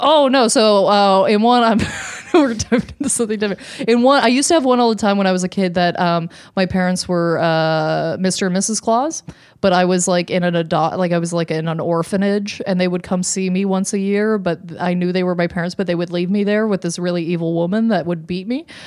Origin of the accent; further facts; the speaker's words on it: Canada; as a Canadian